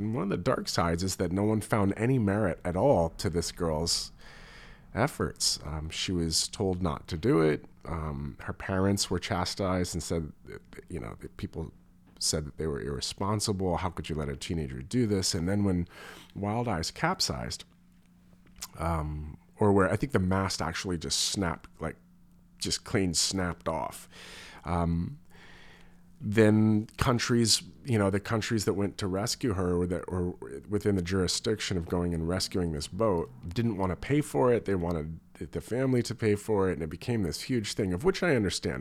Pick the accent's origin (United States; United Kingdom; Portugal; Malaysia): United States; as an American